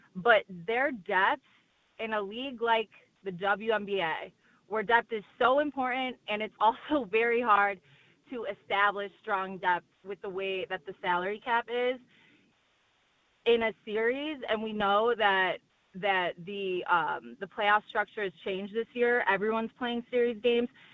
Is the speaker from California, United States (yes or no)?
no; Chicago, Illinois, United States; I'm from Chicago